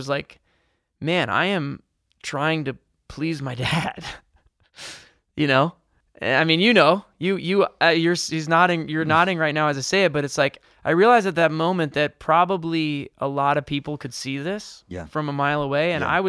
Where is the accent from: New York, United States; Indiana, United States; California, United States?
New York, United States; also born or lived in Michigan; which I'm from New York, but I spent most of my 20s, a lot of my 20s in Michigan